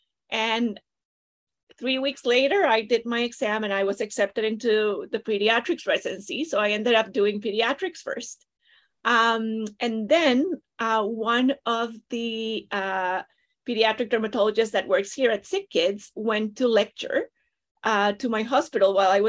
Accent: Costa Rica; moved away as an adult; now in Toronto, Canada; I am originally from Costa Rica.

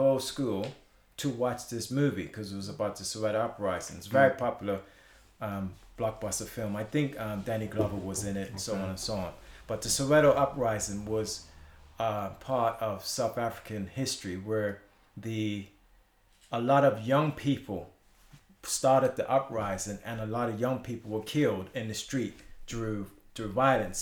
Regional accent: Bermuda; moved away as an adult; also born or lived in Britain; now in United Kingdom; I was born in Bermuda

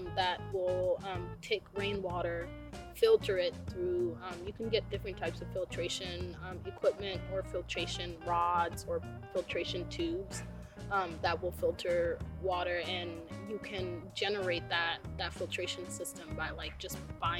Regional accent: South Sudan; now in Portland, United States; I'm Nuer, I'm from the Nuer tribe of South Sudan

